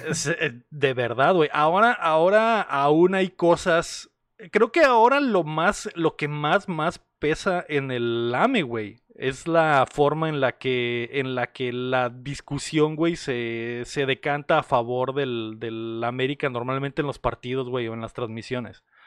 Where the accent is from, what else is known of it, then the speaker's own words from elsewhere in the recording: Mexico; nuestra nación